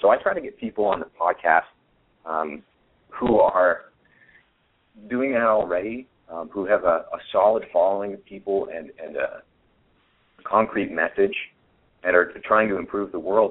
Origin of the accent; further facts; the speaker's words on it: New Hampshire, United States; now in Austin, United States; I grew up in New Hampshire